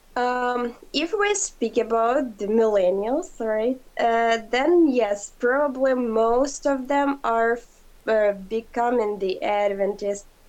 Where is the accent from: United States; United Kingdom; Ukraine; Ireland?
Ukraine; I'm from Ukraine